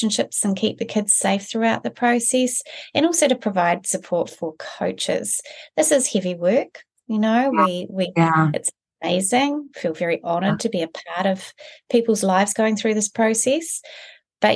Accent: Blenheim, Marlborough, New Zealand; also born or lived in Christchurch; now in Auckland, New Zealand; I'm from Blenheim. It's a little town at the top of our South Island. So Kiwi born and bred

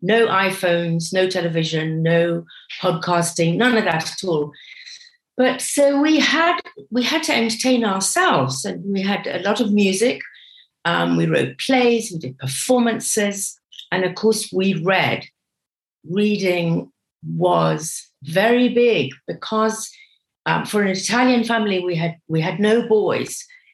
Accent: Kenya; first language English; also born or lived in Britain; now in United Kingdom; I grew up in Kenya

